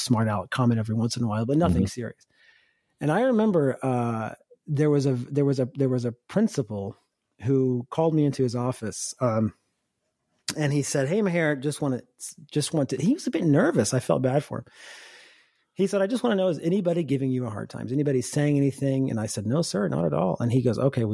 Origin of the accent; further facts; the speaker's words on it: Upper East Tennessee, United States; also born or lived in Lebanon; I grew up in Upper East Tennessee